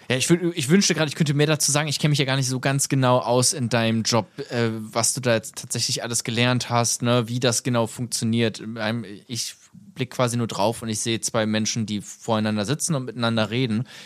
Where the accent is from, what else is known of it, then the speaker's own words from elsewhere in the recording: Germany; Wir sind beide Deutsche, ne? Schon mal gut.